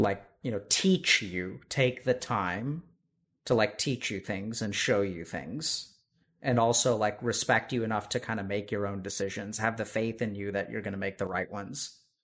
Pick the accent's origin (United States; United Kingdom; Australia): United States; Texas; I'm from Texas.